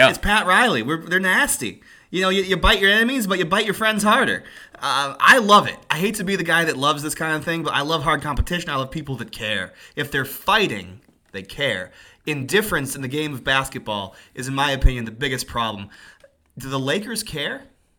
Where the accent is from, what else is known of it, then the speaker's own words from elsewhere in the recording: Ireland; I'm Irish, like the mash.